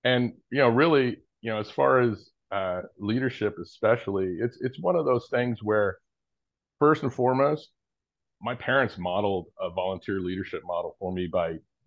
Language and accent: English; Orange County, Southern California, United States; also born or lived in Kenya; I grew up in, for the most part, in Orange County, Southern California, born and raised for the most part